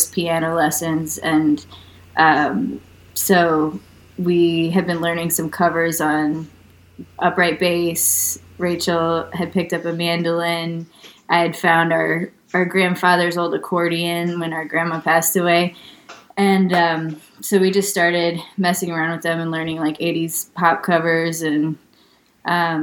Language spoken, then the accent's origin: English; St. Paul, Minnesota, United States; moved away as an adult; now in Chattanooga, United States; We're Midwesterners. We're from St. Paul, Minnesota, which is a really amazing music town in its own right.